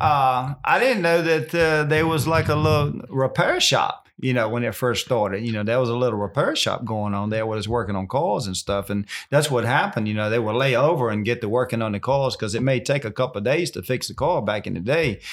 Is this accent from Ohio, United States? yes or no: no; Virginia, United States; I'm born and raised right here